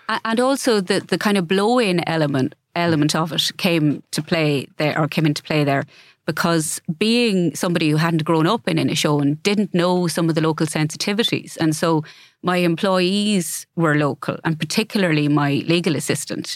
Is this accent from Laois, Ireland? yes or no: yes; Ballyfin, Laois, Ireland; moved away as an adult; also born or lived in Carndonagh; I grew up in Laois